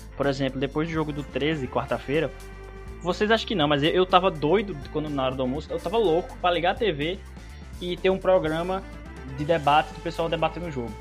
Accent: Paraíba, Brazil

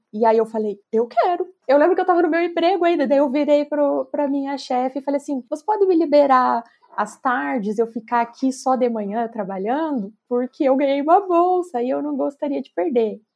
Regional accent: Passo Fundo, Rio Grande do Sul, Brazil; also born or lived in Cruz Alta; eu sou de uma cidade chamada Cruz Alta, que é lá no Rio Grande do Sul, mas eu nasci e já me mudei para Passo Fundo, então eu sempre falo que eu sou de Passo Fundo.

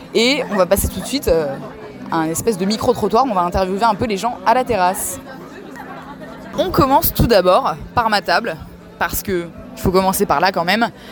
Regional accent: Strasbourg, Grand Est, France; moved away as an adult; moi, je suis strasbourgeoise et donc ça fait un an que je suis rentrée, donc dans un peu plus d'un an que je suis rentrée dans ma ville natale

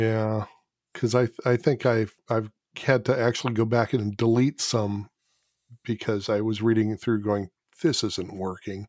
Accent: California, United States; as a Californian

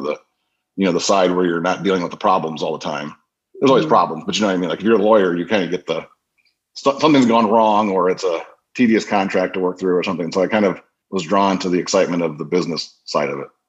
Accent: Crown Point, Indiana, United States; I grew up in Crown Point, Indiana, which is up in northwestern Indiana.

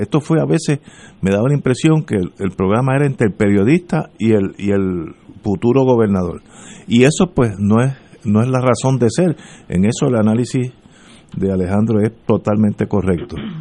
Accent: United States; now in Puerto Rico; como yo me crié y nací, no nací, pero me crié en Estados Unidos

